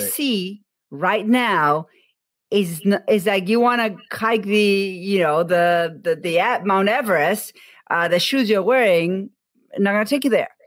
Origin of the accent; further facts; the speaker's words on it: Argentina; moved away; I am from Argentina